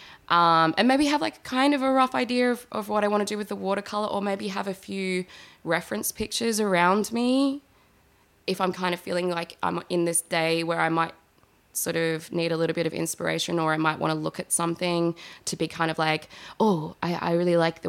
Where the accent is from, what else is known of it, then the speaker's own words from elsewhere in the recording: Adelaide, South Australia, Australia; moved away as an adult; also born or lived in Woodend; now in Melbourne, Australia; I had grown up in, you know, like the eastern suburbs of Adelaide